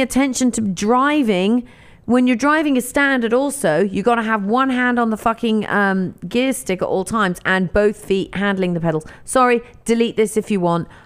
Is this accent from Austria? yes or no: no; England, United Kingdom; now in United States; I grew up in England